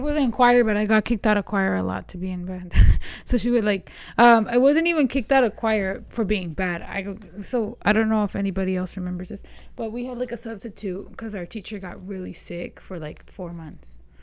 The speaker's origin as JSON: {"language": "English", "town": "Las Vegas", "region": "Nevada", "country": "United States", "tie": "born or raised there", "said": "I remember growing up on the East Side"}